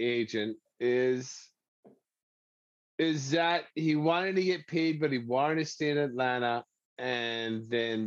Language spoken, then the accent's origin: English; Canada; we love being Canadian citizens here